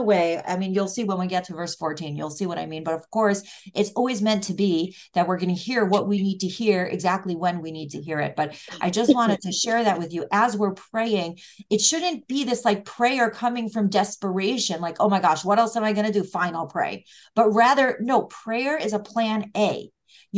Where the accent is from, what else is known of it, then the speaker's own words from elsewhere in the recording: United States; first language English; also born or lived in Israel; very American and English is my first language